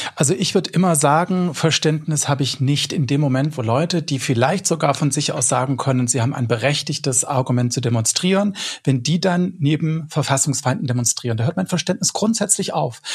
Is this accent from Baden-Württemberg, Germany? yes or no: yes; Swabia, Baden-Württemberg, Germany; accent: Swabian; die dann meinen Dialekt sprechen, wenn ich auf einer Demo bin, äh, als Schwabe